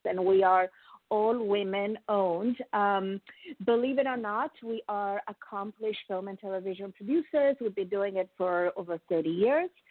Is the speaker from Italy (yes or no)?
yes; Italy; now in United States; I am a proud oh. immigrant, as you, as I have told you, I'm from Italy, but I am a very proud American